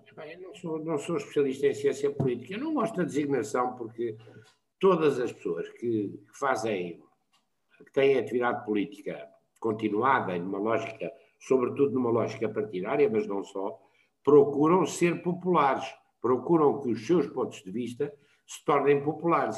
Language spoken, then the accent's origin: Portuguese; Portugal; como somos nós portugueses